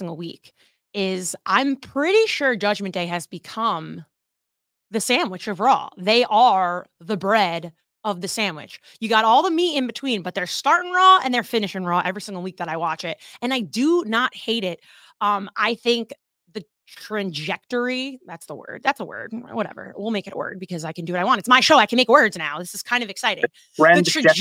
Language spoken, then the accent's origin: English; New Jersey, United States; I'm from New Jersey